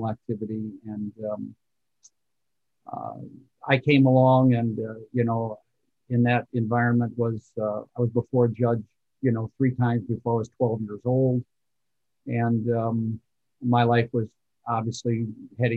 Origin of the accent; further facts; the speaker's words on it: Detroit, Michigan, United States; I was born in Brightmoor, which is a sector of West Detroit, Northwest Detroit